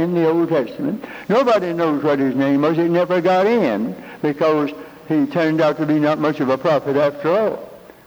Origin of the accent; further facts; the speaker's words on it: Hickory, North Carolina, United States; moved away; I'm from Hickory, North Carolina, rural free delivery, Route 1.